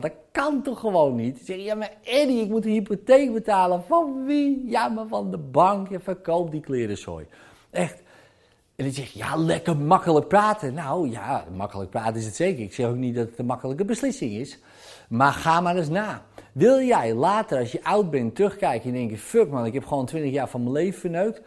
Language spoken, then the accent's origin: Dutch; Zaanstreek, North Holland, Netherlands; bij ons in de Zaanstreek